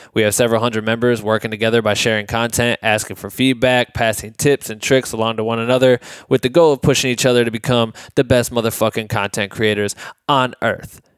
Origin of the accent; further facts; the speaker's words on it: Iowa, United States; I grew up in Iowa